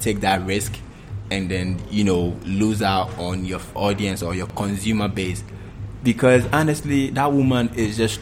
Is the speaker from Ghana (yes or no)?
yes; Ghana; as Ghanaians